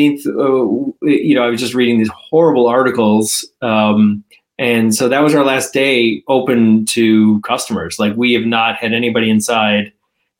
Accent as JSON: {"language": "English", "town": "Evanston", "region": "Illinois", "country": "United States", "tie": "born or raised there", "said": "I grew up in Evanston. I came back and have been raising my kids here"}